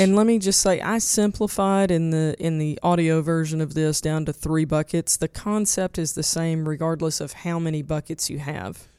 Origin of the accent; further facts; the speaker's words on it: eastern Arkansas, United States; I grew up in Tornado Alley in eastern Arkansas